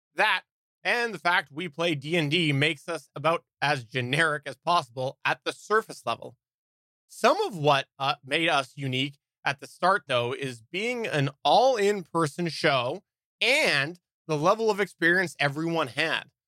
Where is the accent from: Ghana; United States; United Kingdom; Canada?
Canada; also born or lived in British Columbia; I am Canadian